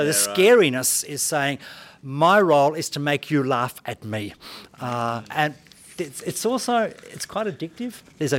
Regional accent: Hong Kong; born there; I was brought up in a Christian family. My parents actually were missionaries. I was born in Hong Kong.

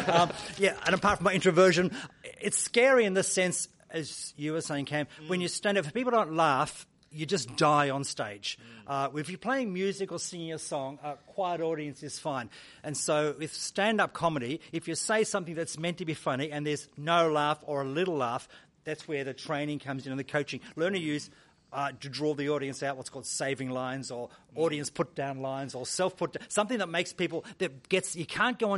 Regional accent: Hong Kong; born there; I was born in Hong Kong.

